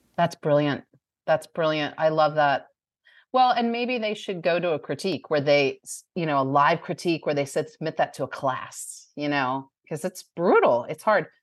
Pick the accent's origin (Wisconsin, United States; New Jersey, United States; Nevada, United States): New Jersey, United States; now in Bowling Green, Kentucky, United States; I grew up in New Jersey